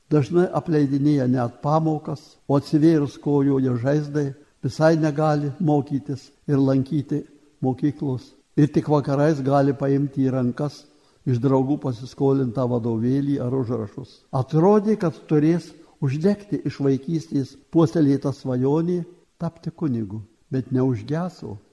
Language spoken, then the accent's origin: Lithuanian; Lithuania; mes lietuviai gyvendami tarp didžiųjų tautų